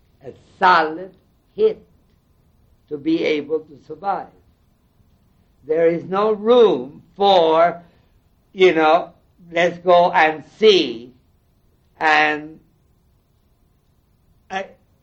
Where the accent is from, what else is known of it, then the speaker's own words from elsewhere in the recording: Panama; now in United States; I come from Panama. I have lived in this country most of my mature life